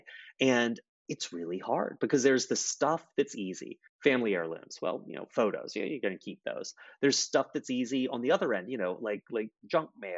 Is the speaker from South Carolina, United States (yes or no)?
yes; Charleston, South Carolina, United States; In Charleston, where I'm from